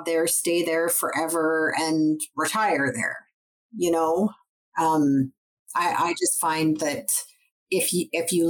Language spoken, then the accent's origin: English; McBride, British Columbia, Canada; I grew up in McBride. It was 2.5 hours southeast of Prince George, 4 hours from Kamloops